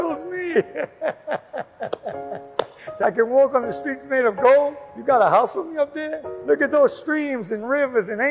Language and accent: English; New York, United States; I grew up in New York, grew up in Queens.